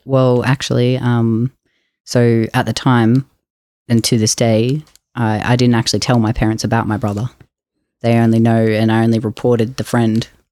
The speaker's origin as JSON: {"language": "English", "town": "Jimboomba", "region": "Queensland", "country": "Australia", "tie": "born or raised there", "said": "I grew up in Queensland in a place called Jimbumba."}